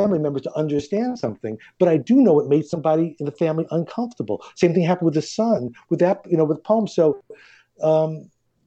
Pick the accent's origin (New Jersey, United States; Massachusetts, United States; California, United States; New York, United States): New York, United States; New York City; we're from Queens. I married a girl from Queens